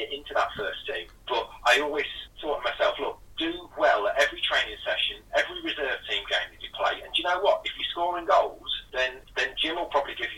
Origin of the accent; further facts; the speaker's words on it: a small town in Lincolnshire, East Midlands, United Kingdom; from a small town in Lincolnshire.